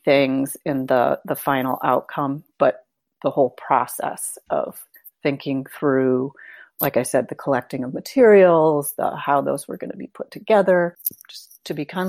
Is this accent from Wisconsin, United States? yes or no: no; Holland, Michigan, United States; Holland, Michigan.